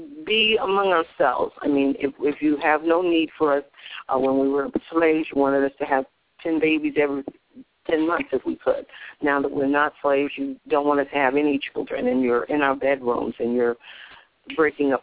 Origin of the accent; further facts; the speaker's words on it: the South, United States; I grew up in the South when we had our own black schools